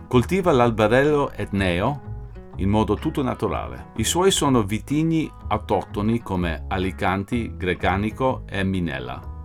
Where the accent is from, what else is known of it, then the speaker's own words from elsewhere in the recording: New York, United States; io sono americano da New York